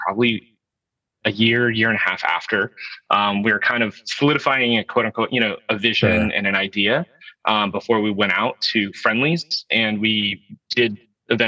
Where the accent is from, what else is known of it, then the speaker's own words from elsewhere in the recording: California, United States; now in Portland, United States; I'm originally a Californian. I live now in Portland, Oregon.